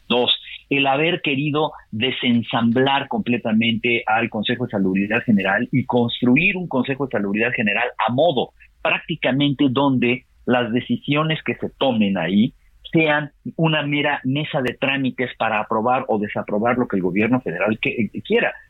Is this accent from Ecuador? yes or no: no; Mexico